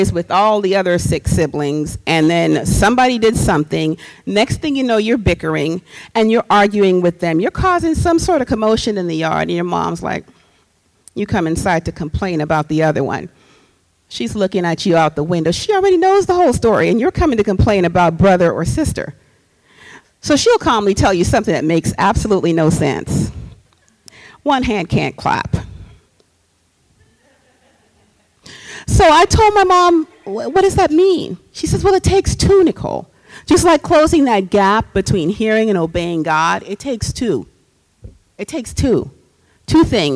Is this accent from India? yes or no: no; Trinidad & Tobago; moved away; I'm from Trinidad and Tobago. I grew up with music in the house all the time